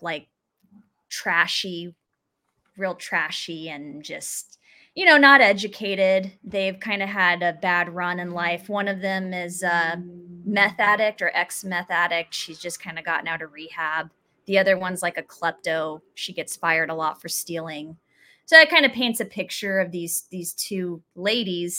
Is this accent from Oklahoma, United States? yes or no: no; Phoenix, Arizona, United States; now in Los Angeles, United States; I'm from Arizona. I live in LA now, but that's my hometown